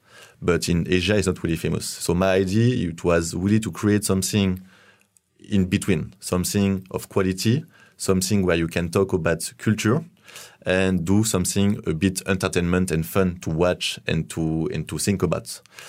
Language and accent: English; France; English is a second language; moved away as an adult; now in China; I'm from France, and I live in China for more than 5 years now.